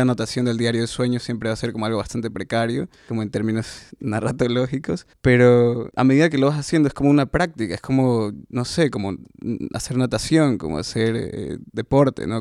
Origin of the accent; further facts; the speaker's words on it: Guayaquil, Guayas, Ecuador; yo soy de Guayaquil